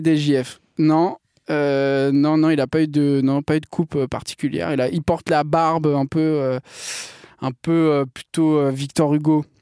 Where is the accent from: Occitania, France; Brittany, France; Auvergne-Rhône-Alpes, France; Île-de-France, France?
Brittany, France; je suis breton